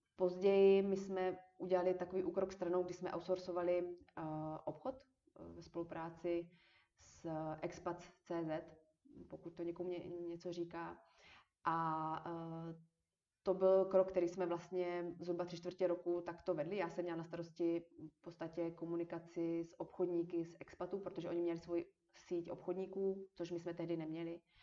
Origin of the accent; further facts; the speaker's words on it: Moravia, Czechia; moved away as an adult; also born or lived in Olomouc / Prague; protože já jsem studovala v Olomouci a jsem z Moravy.